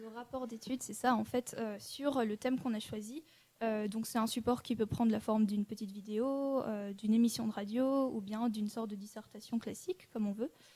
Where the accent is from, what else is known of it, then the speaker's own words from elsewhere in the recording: Annecy, Auvergne-Rhône-Alpes, France; je suis née à Annecy